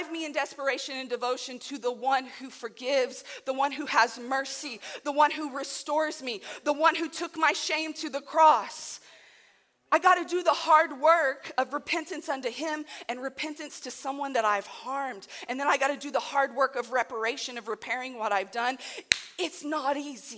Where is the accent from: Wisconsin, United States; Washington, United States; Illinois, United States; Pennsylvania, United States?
Illinois, United States; Southern; I am from Southern Illinois